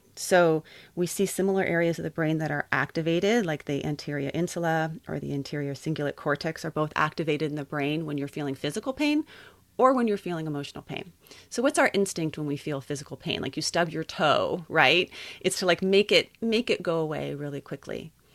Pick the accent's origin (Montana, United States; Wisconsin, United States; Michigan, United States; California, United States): California, United States; Santa Barbara; also born or lived in Colorado; I grew up here in Santa Barbara